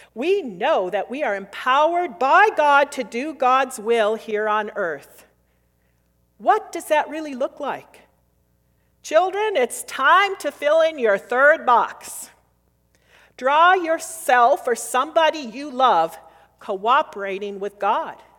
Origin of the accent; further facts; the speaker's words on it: United States; also born or lived in Minnesota / Wisconsin; I grew up near Min, the border of Minnesota and Wisconsin